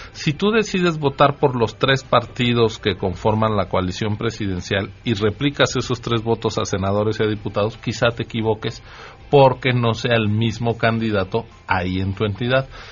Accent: Mexico City, Mexico; estoy siendo este excesivamente chilango

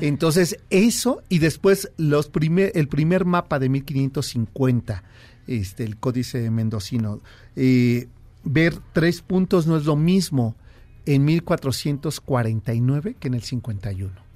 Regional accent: Mexico City, Mexico; a los chilangos nos, nos tachan, ¿no? De ser ombligo de mundo, ¿no? Creemos que todo ocurre aquí

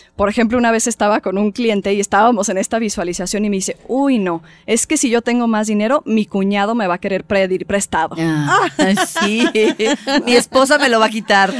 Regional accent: Mexico; como mexicanos

